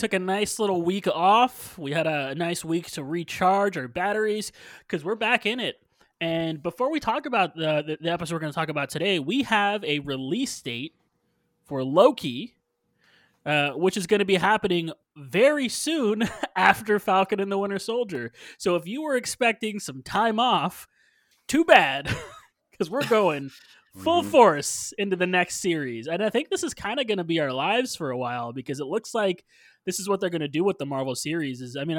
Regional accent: Puerto Rico; I'm from Puerto Rico.

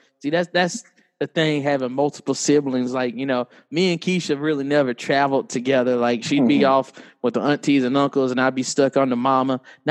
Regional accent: New York, United States; as a New Yorker, as a fan of a New York team

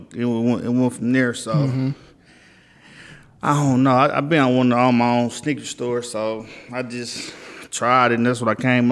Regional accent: Milwaukee, Wisconsin, United States; I was raised in Milwaukee

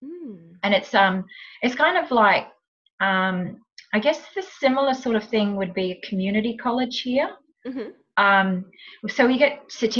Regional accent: New Zealand; moved away as an adult; also born or lived in Sydney, Australia / Los Angeles, United States; now in Tweed Heads, Australia; I was actually born and raised in New Zealand, but I moved to Australia as a very young adult

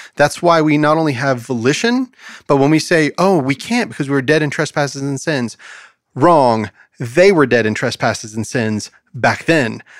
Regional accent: United States; as an American

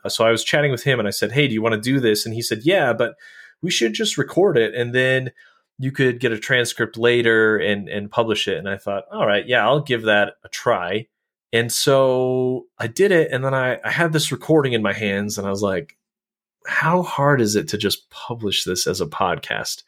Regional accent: Colorado, United States; now in Utah, United States; I grew up in Colorado

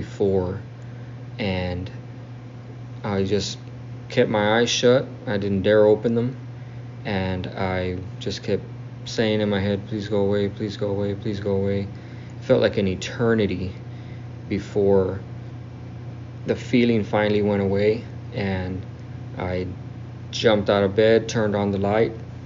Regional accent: South Texas, United States; I'm from South Texas

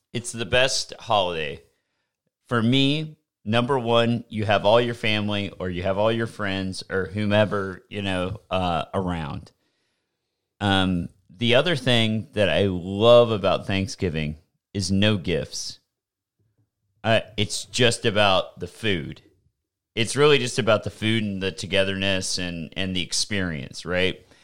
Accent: the South, United States; I'm from the South.

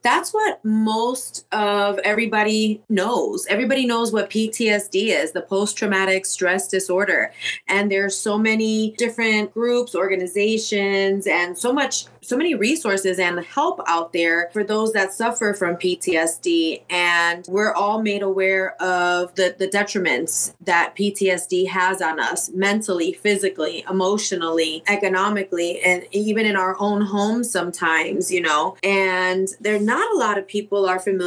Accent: Chicago, Illinois, United States; moved away as an adult; I was born and raised in Chicago and made it out in my early 20s

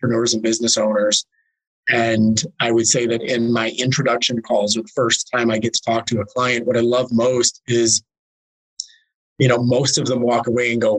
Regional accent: Detroit, Michigan, United States; I'm from Michigan, I'm from the Detroit area

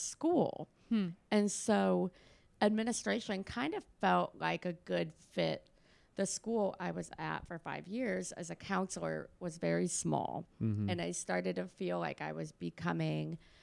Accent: Cleveland, Ohio, United States; moved away as an adult; also born or lived in Kent, Ohio; now in Tennessee, United States; I'm from Cleveland, Ohio

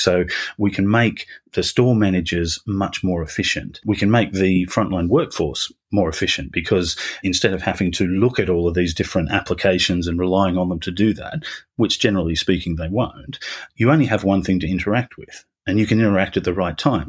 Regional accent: Australia; accent: Australian; moved away as an adult; now in United Kingdom; I'm Australian originally, so the, the beginning of my career was down there

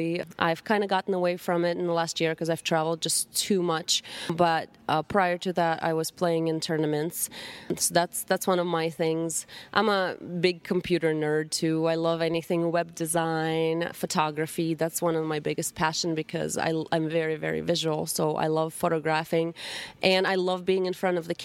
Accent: Russia; English is a second language; moved away; growing up in Russia

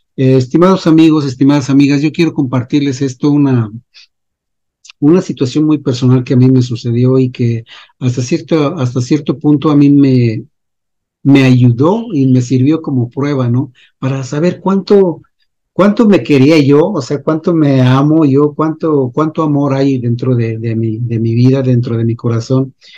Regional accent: Mexico; yo soy de México

